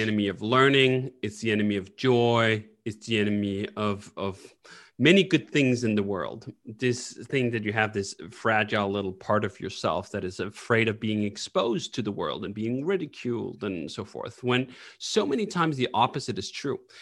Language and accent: English; Copenhagen, Capital Region of Denmark, Denmark; moved away as an adult; also born or lived in United States; I happen to sit in Copenhagen right now, and that's where I grew up